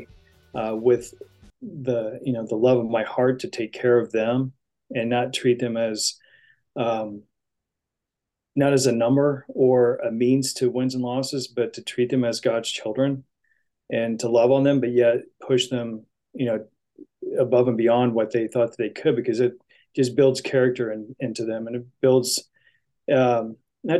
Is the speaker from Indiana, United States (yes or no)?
yes; Indiana, United States; moved away as an adult; also born or lived in Santa Barbara, California; I grew up in the Hoosier State, which is a huge basketball state.